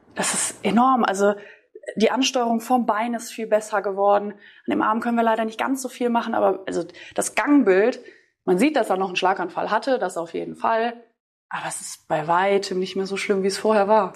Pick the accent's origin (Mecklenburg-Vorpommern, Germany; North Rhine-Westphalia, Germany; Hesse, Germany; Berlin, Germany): North Rhine-Westphalia, Germany; between Düsseldorf and Cologne; Ich komme aus NRW, aus, oder zwischen Düsseldorf und Köln